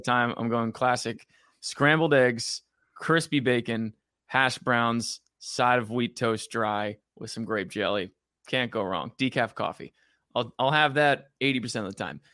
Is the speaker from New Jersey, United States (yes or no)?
yes; Allentown, New Jersey, United States; moved away as an adult; also born or lived in New York City; growing up in Jersey by the Jersey Shore